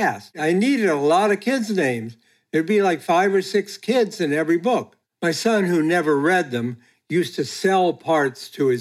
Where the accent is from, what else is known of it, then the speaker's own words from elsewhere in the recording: Ohio, United States; a suburb like where I grew up in Ohio